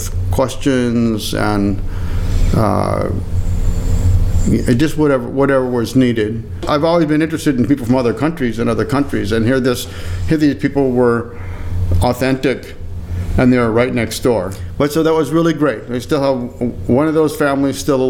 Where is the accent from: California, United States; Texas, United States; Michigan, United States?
Michigan, United States; Copper Peak; moved away; my hometown, this Copper Peak, Red Bull 400 Copper Peak